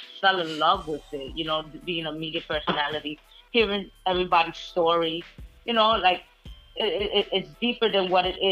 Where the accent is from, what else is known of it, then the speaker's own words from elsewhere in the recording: New York City, New York, United States; I'm from the Bronx